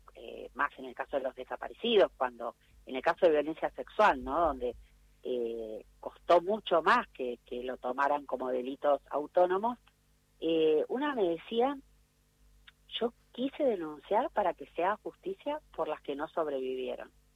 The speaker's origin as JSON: {"language": "Spanish", "country": "Argentina", "said": "en el país del ni una menos, de las luchas feministas, de leyes tan de avanzada que tenemos"}